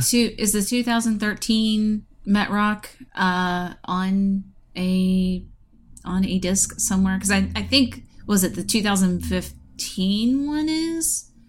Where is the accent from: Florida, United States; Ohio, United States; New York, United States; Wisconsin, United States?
Ohio, United States; my home state of Ohio